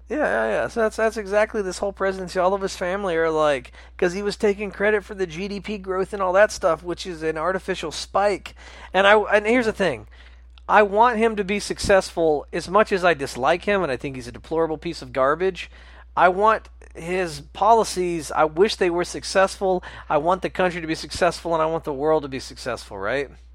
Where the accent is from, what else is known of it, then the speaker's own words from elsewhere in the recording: the South, United States; we grew up in the South